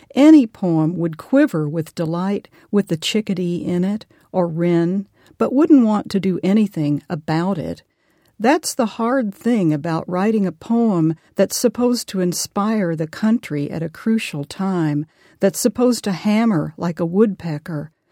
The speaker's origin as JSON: {"language": "English", "region": "Arkansas", "country": "United States", "said": "I am from Arkansas"}